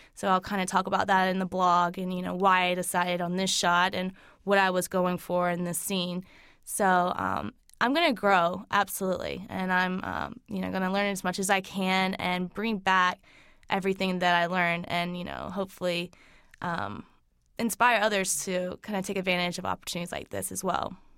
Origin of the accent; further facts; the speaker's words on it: Lancaster, South Carolina, United States; now in Charlotte, United States; I grew up in Lancaster